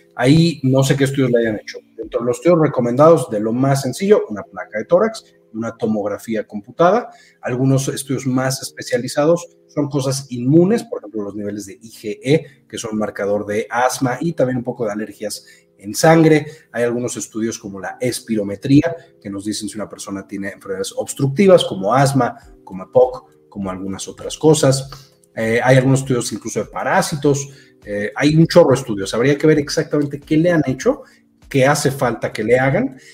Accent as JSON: {"language": "Spanish", "country": "Mexico", "said": "yo soy de México"}